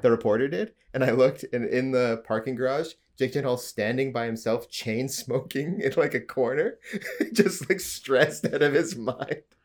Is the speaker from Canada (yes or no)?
yes; Alberta, Canada; now in Ontario, Canada; I'm from Alberta. my family's lived in Alberta a long time.